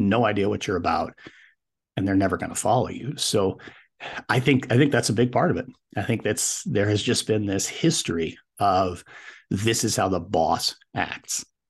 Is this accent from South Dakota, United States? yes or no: no; Wyoming, United States; also born or lived in Colorado; decided to head back to my home state, which is Wyoming.